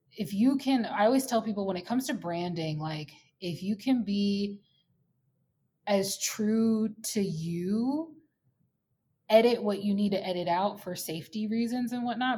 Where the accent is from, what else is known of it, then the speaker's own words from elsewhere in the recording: United States; now in Minneapolis, United States; I'm an American